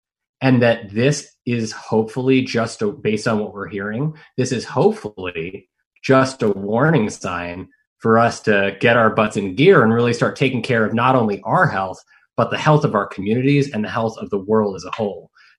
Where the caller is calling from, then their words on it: Monterey, California, United States; I'm calling you from Monterey, California.